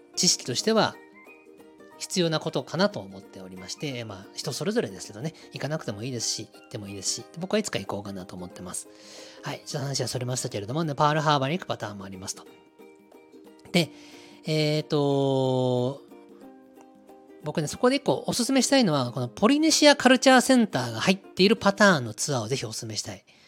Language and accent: Japanese; Kanagawa, Japan; 出身地は、え神奈川県です